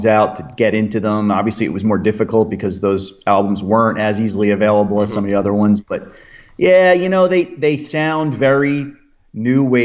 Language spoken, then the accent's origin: English; outside of New York City, United States; I grew up outside of New York City